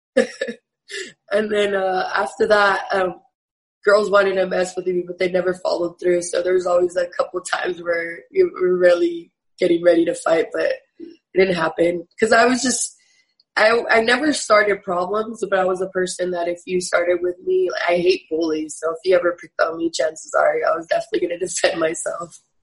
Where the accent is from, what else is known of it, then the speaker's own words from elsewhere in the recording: San Jose, California, United States; also born or lived in Sacramento; I was born and raised in San Jose